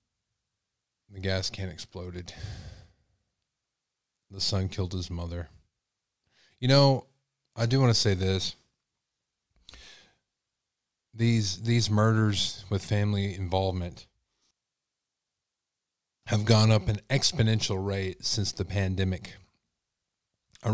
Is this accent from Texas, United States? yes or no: yes; Texas, United States; I'm from Texas